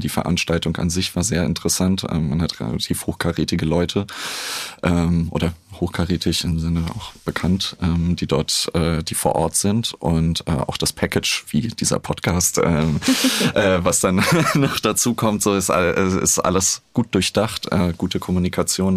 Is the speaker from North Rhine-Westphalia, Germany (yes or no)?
no; Berlin, Germany; ich bin ja in Berlin groß geworden